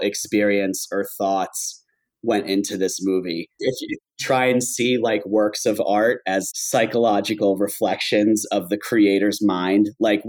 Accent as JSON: {"language": "English", "region": "Pennsylvania", "country": "United States", "said": "I'm from Pennsylvania"}